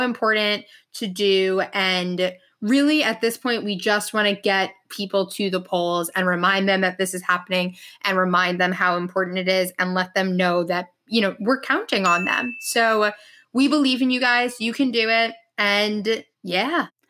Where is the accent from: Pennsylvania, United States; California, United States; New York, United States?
New York, United States; also born or lived in Michigan; from New York.